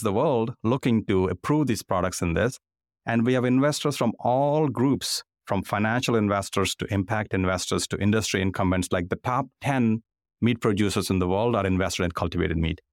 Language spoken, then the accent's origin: English; India; moved away as an adult; now in United States; I grew up in India